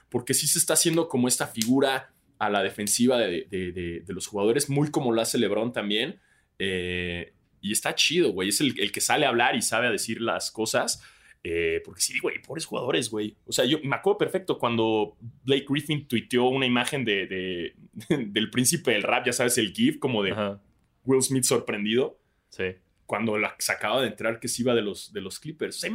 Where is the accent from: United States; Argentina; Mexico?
Mexico; nosotros como mexicanos